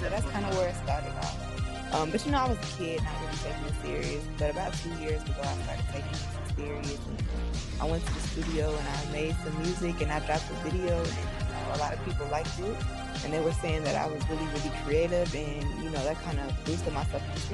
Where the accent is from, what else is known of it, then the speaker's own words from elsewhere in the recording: South Suburbs of Chicago, Illinois, United States; I'm from, like, the South Suburbs. So I'm from Metz, and I grew up in Metz